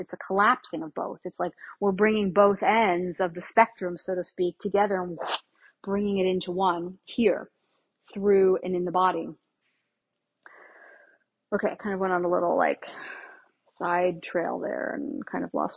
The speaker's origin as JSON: {"language": "English", "region": "Northeast", "country": "United States", "tie": "born or raised there", "moved": "yes", "said": "I grew up in the Northeast."}